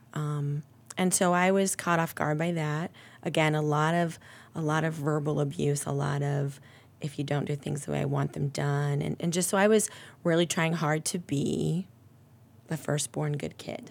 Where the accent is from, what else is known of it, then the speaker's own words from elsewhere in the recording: Ohio, United States; I am, uh, born and raised in Ohio